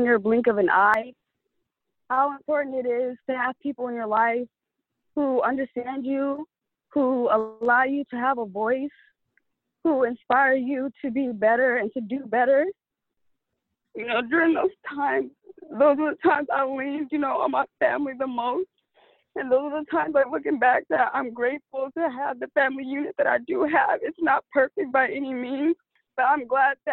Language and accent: English; San Diego, California, United States; I was born and raised in San Diego, California.